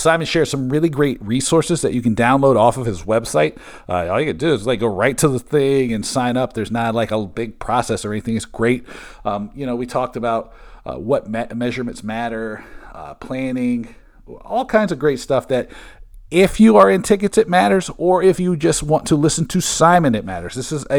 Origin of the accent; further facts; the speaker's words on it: Bremerton, Washington, United States; born there; I was born in Bremerton, right across the Puget Sound from Seattle